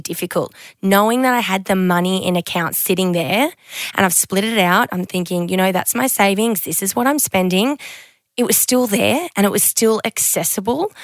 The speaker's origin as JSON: {"language": "English", "region": "Queensland", "country": "Australia", "tie": "born or raised there", "moved": "as an adult", "lives_now": "Sydney, Australia", "said": "I grew up in Queensland"}